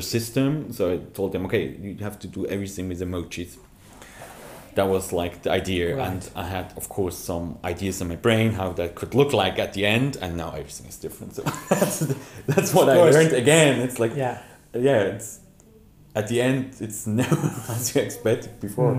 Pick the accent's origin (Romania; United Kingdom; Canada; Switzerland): Switzerland; I'm from Switzerland